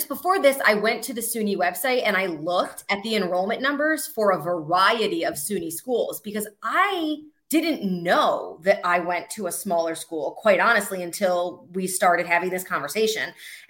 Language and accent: English; Syracuse, New York, United States; moved away as an adult; also born or lived in Oswego, New York; now in Charlotte, United States; I'm from Syracuse, New York originally